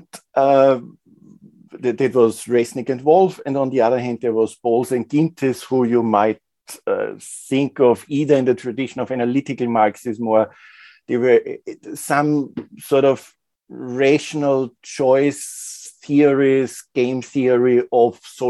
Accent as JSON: {"language": "English", "town": "Linz", "region": "Upper Austria", "country": "Austria", "said": "I'm originally from Linz, which is a medium, for Austrian standards, big industrial but provincial town."}